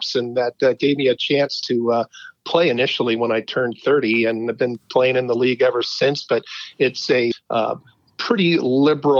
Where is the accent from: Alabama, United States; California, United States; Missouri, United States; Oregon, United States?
California, United States; San Rafael; also born or lived in San Francisco / Daly City; Born in San Francisco. I'm a proud fourth-generation San Franciscan, but I'm told that when I was only 9 days old, my family moved to Daly City, lived in the Westlake area of Daly City until around 6 years old, and my parents made the move over to San Rafael in Marin County.